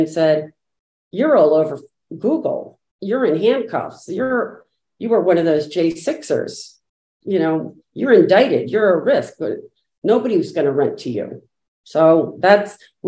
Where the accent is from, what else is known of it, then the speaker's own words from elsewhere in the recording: New Jersey, United States; moved away as an adult; now in Natick, United States; originally from New Jersey and moved to Natick, Massachusetts a long time ago after college